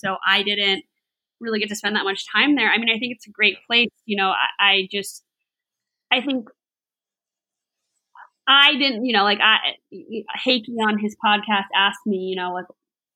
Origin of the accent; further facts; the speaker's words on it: West Palm Beach, Florida, United States; I grew up in near West Palm Beach